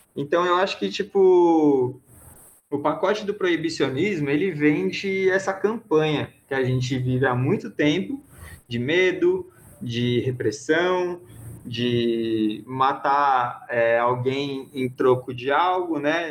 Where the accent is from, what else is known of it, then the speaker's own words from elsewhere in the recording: Brazil; e a gente se chama de brasileiro